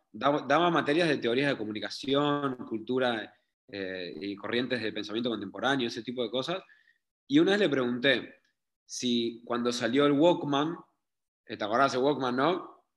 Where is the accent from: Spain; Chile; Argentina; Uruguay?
Uruguay; moved away as an adult; also born or lived in Israel; aunque sea de Uruguay